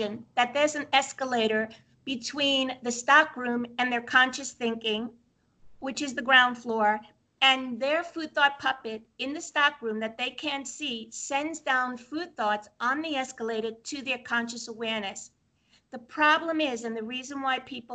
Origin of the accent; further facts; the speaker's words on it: Brooklyn, New York, United States; moved away; I'm from Brooklyn originally